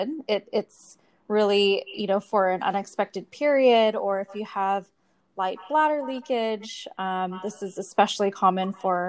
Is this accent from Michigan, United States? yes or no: no; California, United States; moved away as an adult; also born or lived in Japan; now in Singapore; I'm natively from the United States, from California, but now living in Singapore